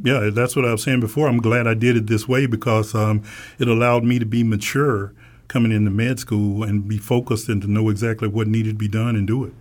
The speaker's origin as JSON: {"language": "English", "region": "Alabama", "country": "United States", "tie": "born or raised there", "said": "when I was a kid growing up in Alabama"}